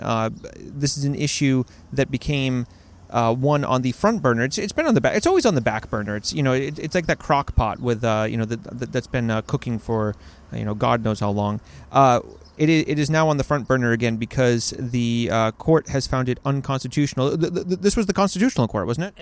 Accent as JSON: {"language": "English", "region": "Maine", "country": "United States", "moved": "yes", "lives_now": "Latvia", "said": "I'm from Maine in, in the United States"}